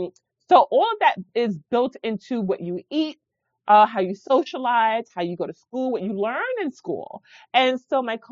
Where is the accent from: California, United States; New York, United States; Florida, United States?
New York, United States; New York City; I'm a first generation. And I was born in the Bronx. So my culture is very eclectic.